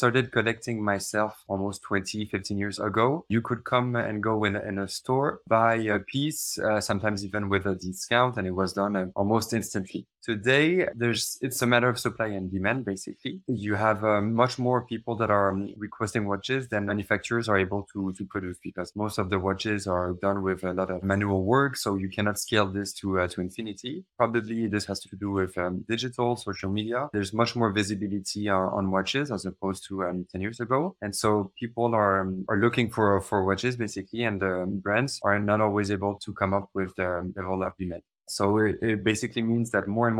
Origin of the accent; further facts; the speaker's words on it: Paris, Île-de-France, France; moved away as an adult; now in Switzerland; I've been born and raised in Paris. And 10 years ago, I moved to Switzerland